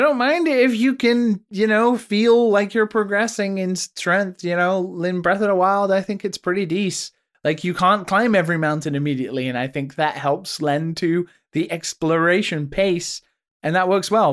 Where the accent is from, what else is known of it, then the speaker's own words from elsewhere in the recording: United Kingdom; as a British person